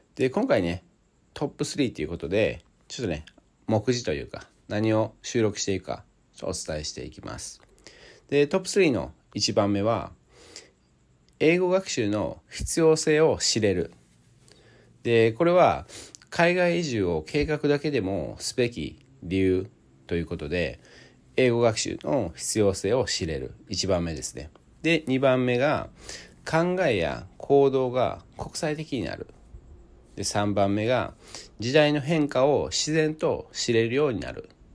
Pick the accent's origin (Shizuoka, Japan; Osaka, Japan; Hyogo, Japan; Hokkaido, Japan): Osaka, Japan; 出身大阪なんですけども